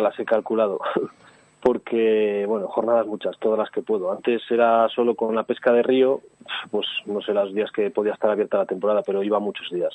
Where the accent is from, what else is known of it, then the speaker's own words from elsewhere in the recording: Santa Lucía, Spain; desde pequeñito yo vivía en un pueblo que se llama Santa Lucía, que es donde he nacido